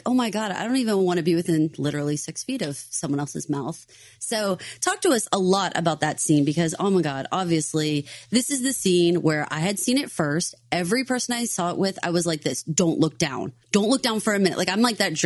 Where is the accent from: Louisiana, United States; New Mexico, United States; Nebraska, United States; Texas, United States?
Texas, United States; me being down here from Texas